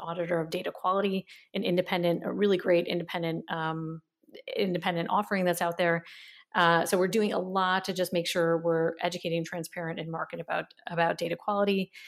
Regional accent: United States; moved away as an adult; also born or lived in San Francisco / Germany; now in Berlin, Germany; I grew up in America

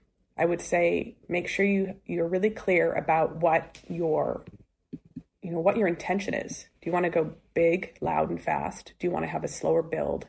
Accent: West Coast, United States; I am from the West Coast

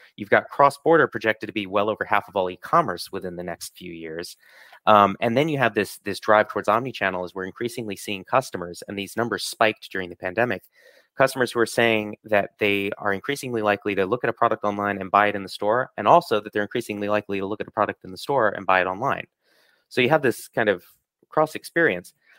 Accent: Ithaca, New York, United States; moved away; in my hometown. So, I'm, I'm originally from upstate New York, uh, same city as Cornell University

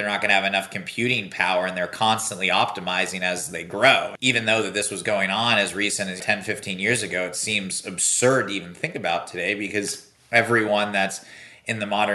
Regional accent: Silicon Valley, California, United States; I grew up here in Silicon Valley

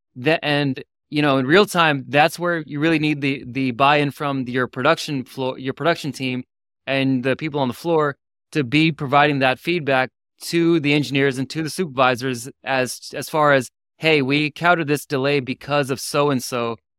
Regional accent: Houston, Texas, United States; moved away; When I grew up in Houston for twenty-something years

